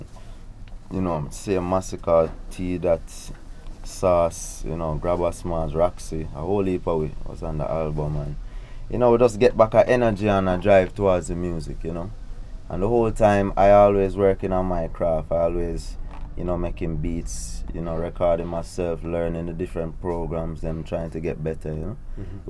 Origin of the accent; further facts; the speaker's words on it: Kingston, Jamaica; also born or lived in Portmore, Jamaica; I was born in Kingston, Jamaica. You know, used to live in Garvey Mead, Portmore, till I was about three.